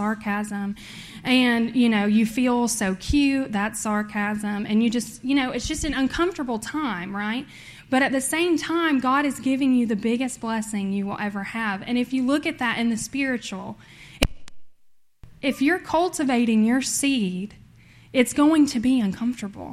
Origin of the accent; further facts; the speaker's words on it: Tennessee, United States; I'm from Tennessee.